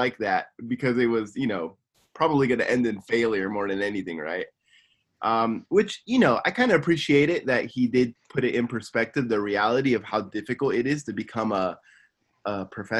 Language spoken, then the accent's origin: English; Simi Valley, California, United States; moved away as an adult; now in Tokyo, Japan; I'm from Simi Valley, California, and I'm living in Tokyo, Japan